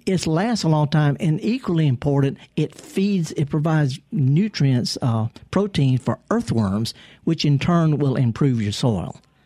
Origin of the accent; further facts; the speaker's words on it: Indianola, Mississippi, United States; Indianola, my hometown. I'm from Indianola. I used to deliver the newspaper there